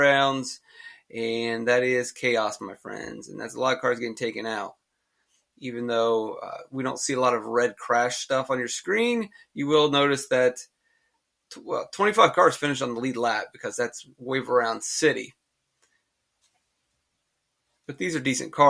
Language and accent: English; North Carolina, United States; I was North Carolina. We have Five Guys